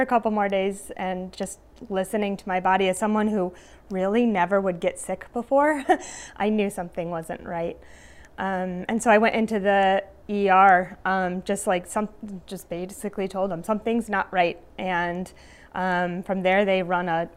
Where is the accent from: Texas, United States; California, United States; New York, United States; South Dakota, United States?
New York, United States; Glens Falls; now in Delmar, United States; I am from Glens Falls, New York. I currently live in Del Mar, just outside of Albany